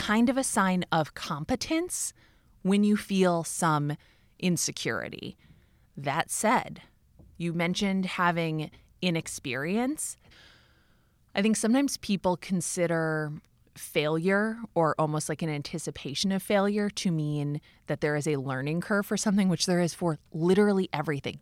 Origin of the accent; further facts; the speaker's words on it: Minneapolis, Minnesota, United States; moved away as an adult; also born or lived in New York; I left New York and moved back to Minneapolis, even though I grew up in Minneapolis.